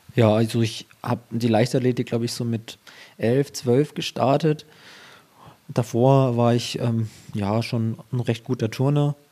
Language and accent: German; Ansbach area, Bavaria, Germany; weil ich auch gar nicht aus Erlangen stamme. Also ich komme aus der Ansbacher Gegend